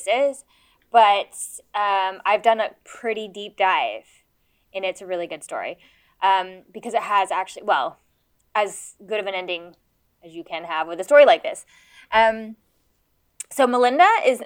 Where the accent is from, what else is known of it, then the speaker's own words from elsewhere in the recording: United States; I'm American